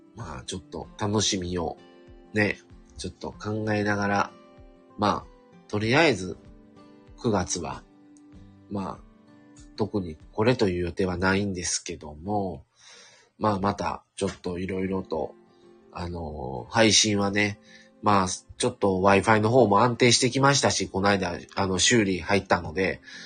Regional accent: Kansai, Japan; ずっと関西に留まってた

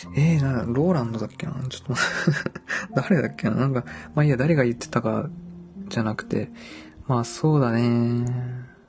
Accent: Dazaifu, Fukuoka, Japan; 僕は、出身がね、太宰府

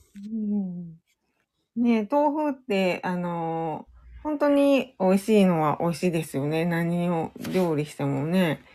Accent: Kyoto, Japan; now in Osaka, Japan; 出身は京都です。京都の、京都市です。

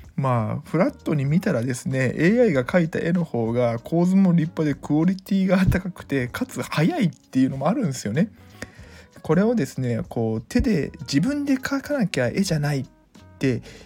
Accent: Mie, Japan; 地元三重県

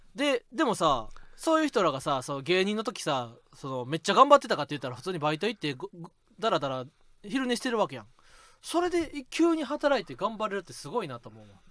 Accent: Osaka, Japan; accent: Kansai; 俺は子供の時にはなもう大阪に住んどって

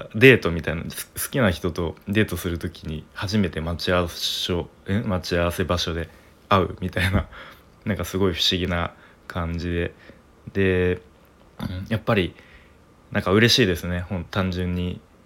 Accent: Tokyo, Japan; moved away; 僕東京出身なんですけれども

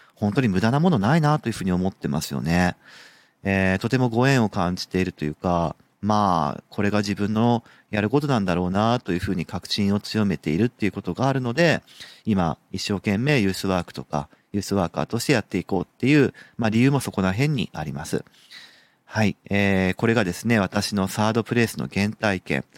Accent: Sapporo, Hokkaido, Japan; moved away as an adult; also born or lived in Nagoya; 僕札幌出身

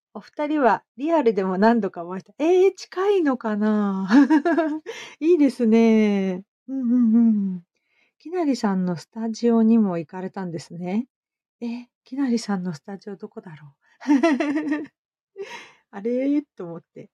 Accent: Hamamatsu, Shizuoka, Japan; 私、浜松で、うん、育ったので、意外と田舎者

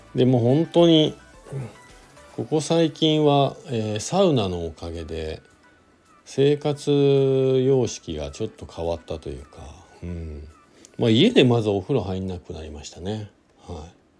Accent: Shizuoka, Japan; now in Hakuba, Japan; 静岡地元が静岡なんですけど帰って

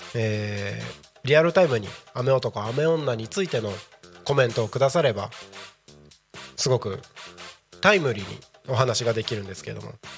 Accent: Japan; 自分のねこの生まれ育った日本

